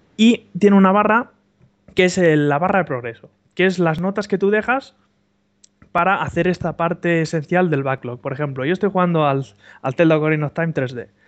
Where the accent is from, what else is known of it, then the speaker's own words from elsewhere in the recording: Barcelona, Catalonia, Spain; also born or lived in Andorra; yo soy de Barcelona